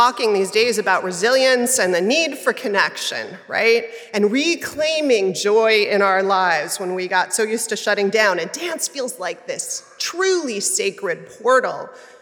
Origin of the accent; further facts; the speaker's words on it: New York City, New York, United States; I grew up in Manhattan